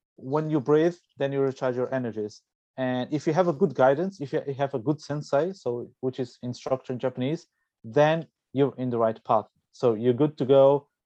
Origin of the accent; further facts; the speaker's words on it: Portugal; I'm originally from Portugal